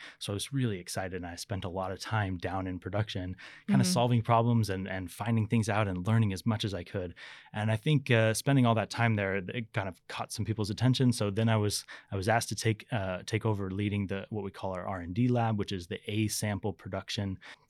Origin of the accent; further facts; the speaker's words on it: Las Vegas, Nevada, United States; now in Sweden; No, definitely not. So I'm born and raised in Las Vegas in the United States.